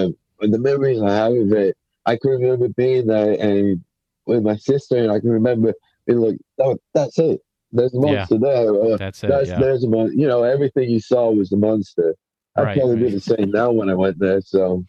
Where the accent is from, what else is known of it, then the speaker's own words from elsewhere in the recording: England, United Kingdom; now in United States; I'm from England. We moved to America in 94, but I've moved back and forth a few times.